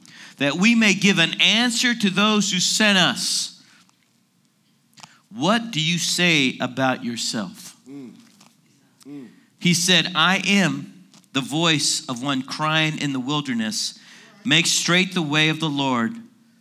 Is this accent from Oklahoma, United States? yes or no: no; Washington, District of Columbia, United States; I'm from Washington, D.C.